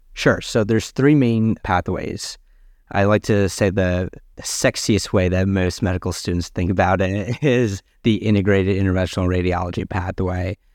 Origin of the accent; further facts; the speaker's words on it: New Jersey, United States; moved away as an adult; also born or lived in Boston; now in Washington, D.C., United States; I was born and raised in New Jersey